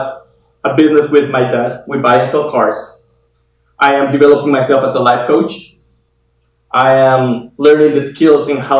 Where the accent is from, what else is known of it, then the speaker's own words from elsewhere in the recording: Guatemala; moved away as an adult; now in United States; I am from Guatemala, born and raised over there. I came to the US about 5 years